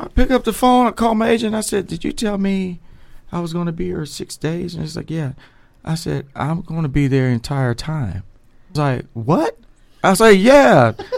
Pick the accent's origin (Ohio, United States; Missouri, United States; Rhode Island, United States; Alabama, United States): Ohio, United States; Dayton; born and raised in Dayton, Ohio